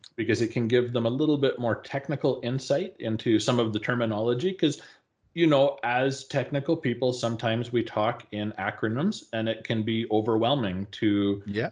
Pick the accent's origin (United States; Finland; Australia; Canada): Canada; Calgary, Alberta; my hometown here in calgary